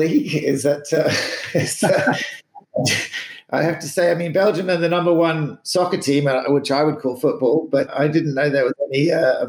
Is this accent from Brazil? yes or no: no; Newmarket, Ontario, Canada; now in Australia; I was born in Newmarket near Toronto.